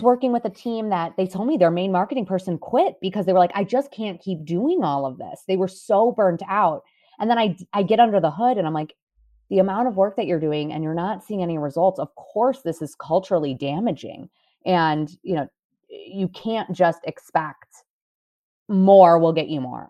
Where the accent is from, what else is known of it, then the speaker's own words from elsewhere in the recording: Cleveland, Ohio, United States; moved away as an adult; now in Chicago, United States; I'm from Cleveland, Ohio originally, went to school, went to Loyola Chicago, moved here